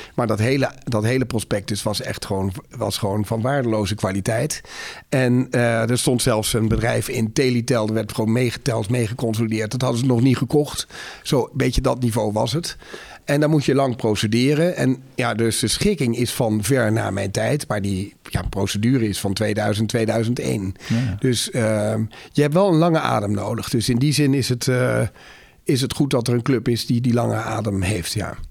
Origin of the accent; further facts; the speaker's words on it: Netherlands; als Nederlander ben ik sowieso al trots